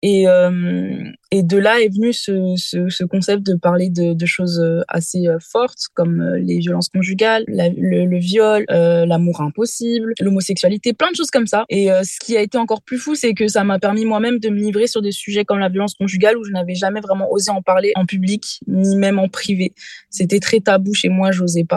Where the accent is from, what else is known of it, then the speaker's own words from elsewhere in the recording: Réunion; je suis née à la Réunion